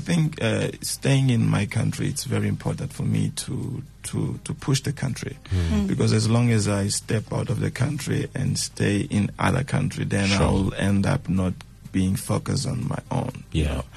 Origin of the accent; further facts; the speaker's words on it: Manjacaze, Gaza Province, Mozambique; first language Tsonga (Shangana); English is a second language; also born or lived in Xai-Xai, Gaza, Mozambique; now in Maputo, Mozambique; I was born there in Gaza province. And I'm staying now in Maputo province, the capital of the country